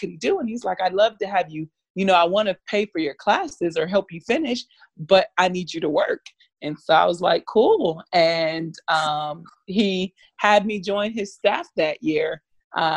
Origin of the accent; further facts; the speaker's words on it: Miami, Florida, United States; I'm from Florida, I'm from Miami